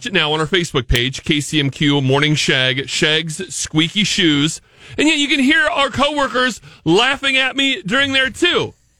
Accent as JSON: {"language": "English", "region": "Oregon", "country": "United States", "moved": "yes", "lives_now": "Missouri, United States", "said": "I'm from Oregon"}